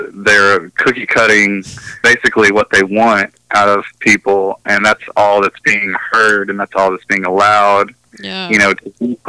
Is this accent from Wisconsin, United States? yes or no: no; Nashville, Tennessee, United States; I'm from Nashville. I'm from here in Nashville. Born and raised in like the South Nashville side of things